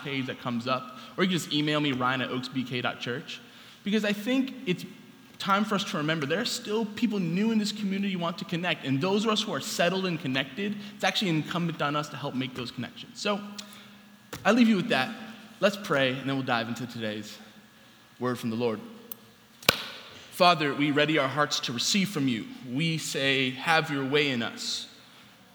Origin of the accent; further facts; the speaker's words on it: New York City, New York, United States; Growing up in New York City